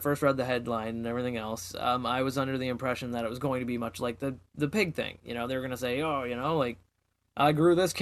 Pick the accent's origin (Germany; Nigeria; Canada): Canada; I'm Canadian